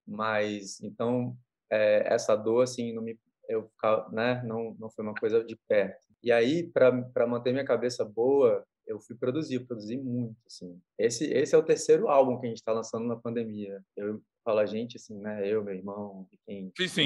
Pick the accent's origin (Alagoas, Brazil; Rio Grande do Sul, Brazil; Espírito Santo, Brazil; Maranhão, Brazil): Espírito Santo, Brazil; eu, como capixaba, sou